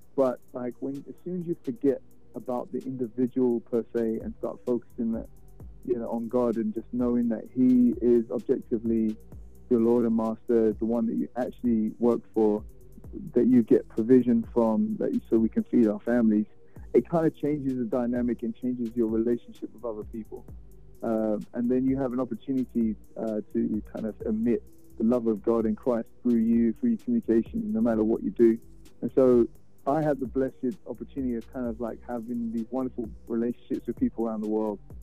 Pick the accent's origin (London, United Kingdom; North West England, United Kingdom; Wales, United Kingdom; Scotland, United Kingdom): London, United Kingdom; moved away as an adult; now in Houston, United States; I'm from London, uh, born and raised.